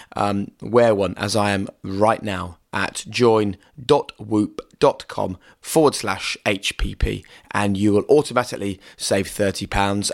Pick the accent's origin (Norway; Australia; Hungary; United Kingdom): United Kingdom; we're British